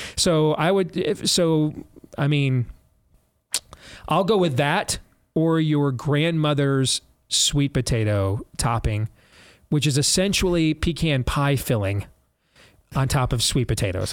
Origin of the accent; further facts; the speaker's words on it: United States; I'm an American